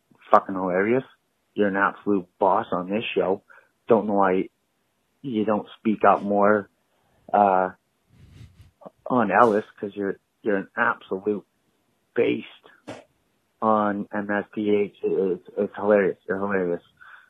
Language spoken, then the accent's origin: English; Canada; I'm Canadian.